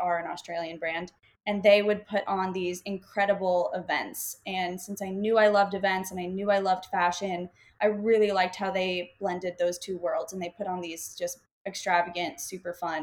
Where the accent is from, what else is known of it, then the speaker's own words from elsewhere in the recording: Florida, United States; moved away as an adult; now in Austin, United States; I'm from Florida, grew up in Florida